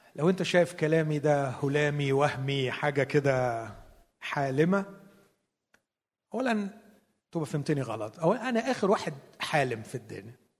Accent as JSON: {"language": "Arabic", "country": "Egypt", "said": "عندنا في مصر"}